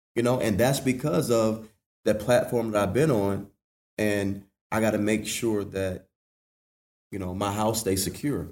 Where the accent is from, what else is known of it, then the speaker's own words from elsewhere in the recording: Washington, North Carolina, United States; Growing up in Little Washington